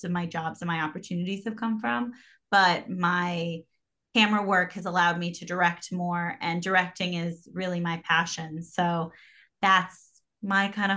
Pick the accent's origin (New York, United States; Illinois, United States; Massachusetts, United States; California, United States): New York, United States; New York City; I'm from New York. So when I moved back to the city